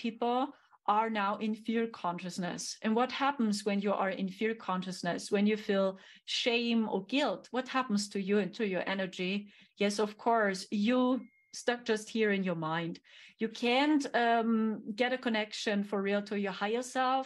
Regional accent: Germany; English is a second language; I'm here from Germany, right? Yeah, I'm from Germany

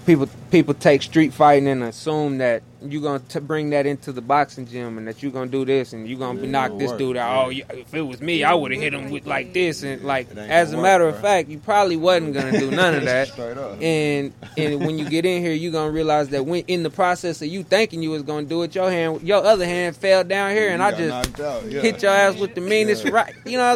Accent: Tulsa, Oklahoma, United States; I'm Tulsa.

